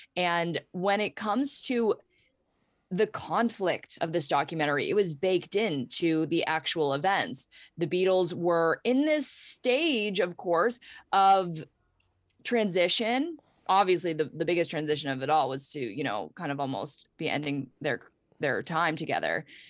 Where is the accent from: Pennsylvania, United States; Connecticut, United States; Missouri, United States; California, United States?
Pennsylvania, United States; Pittsburgh; I grew up in Pittsburgh, P